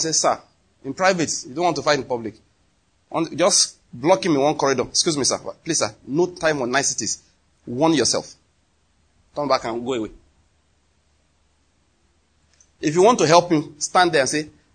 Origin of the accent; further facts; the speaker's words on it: Anambra, Nigeria; now in Enugu, Nigeria; You know I'm from Anambra.